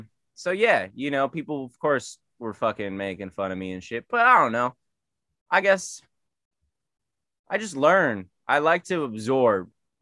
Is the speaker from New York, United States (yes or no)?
no; San Diego, California, United States; Man, I fuck with it. You know, it's like LA, but chiller, you know